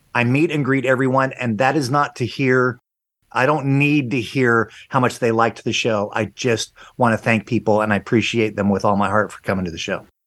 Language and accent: English; Long Beach, California, United States; moved away; also born or lived in Las Vegas / Branson / Guam; I grew up in Long Beach, California